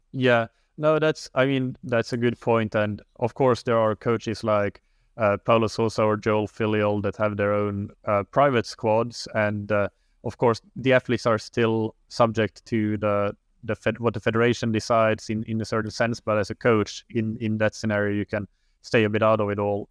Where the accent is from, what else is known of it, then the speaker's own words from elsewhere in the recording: Finland; moved away as an adult; also born or lived in Helsinki, Finland; now in Lisbon, Portugal; I am from Finland originally